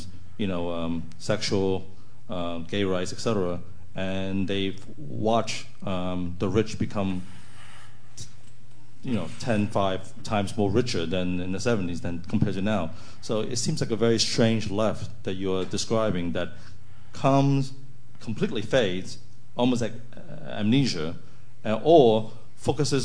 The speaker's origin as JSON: {"language": "English", "country": "United States", "moved": "yes", "lives_now": "Europe", "said": "As an American now living in Europe"}